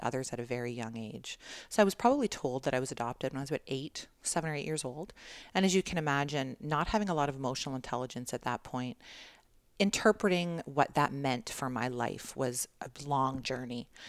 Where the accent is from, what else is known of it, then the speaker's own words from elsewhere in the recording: Toronto, Ontario, Canada; I was born in Toronto